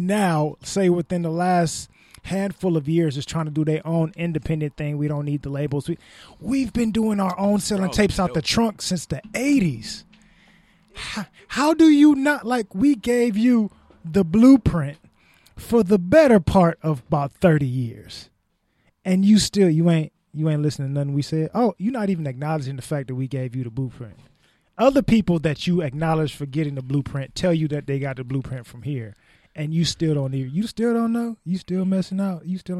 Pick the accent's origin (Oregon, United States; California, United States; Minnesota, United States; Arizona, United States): California, United States; Vallejo; I'm from Vallejo, California, and I came here and made some poppin' shit in your area.